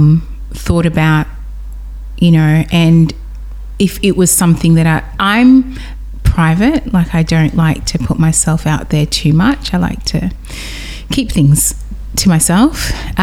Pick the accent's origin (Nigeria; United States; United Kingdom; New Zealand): Nigeria; because being West African, being Nigerian, that's the heart of Afrobeats.